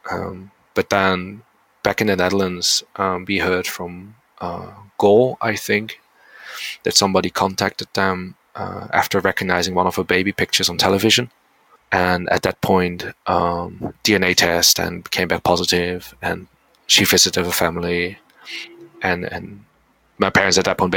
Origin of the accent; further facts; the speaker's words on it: South Korea; I mean, where do you come from? I come from Korea. Oh why? Yeah, because my parents are adopted.